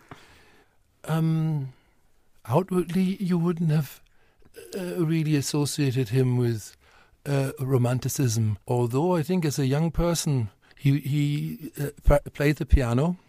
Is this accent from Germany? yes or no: yes; North Germany, Germany; English is a second language; moved away as an adult; also born or lived in Westphalia / Cologne / Wales / England; now in Dublin, Ireland; I was from North Germany.